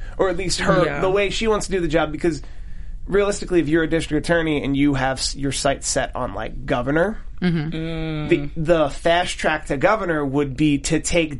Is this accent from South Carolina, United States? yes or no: no; Philadelphia, Pennsylvania, United States; Speaking as a Philadelphian